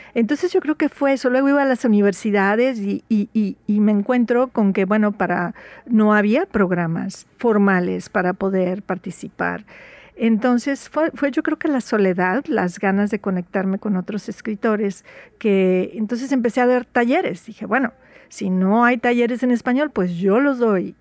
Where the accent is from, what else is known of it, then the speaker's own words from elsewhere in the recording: Veracruz, Mexico; first language Spanish; now in Seattle, United States; Soy jarocha, orgullosamente jarocha. Nací en Veracruz y llevo aquí en Seattle más o menos como más de 40 años